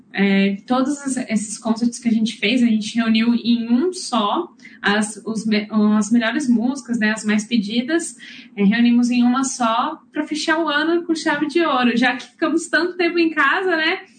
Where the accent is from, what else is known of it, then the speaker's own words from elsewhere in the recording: São João da Boa Vista, São Paulo, Brazil; moved away as an adult; now in New Zealand; eu sou de São João da Boa Vista, é, no interior de São Paulo.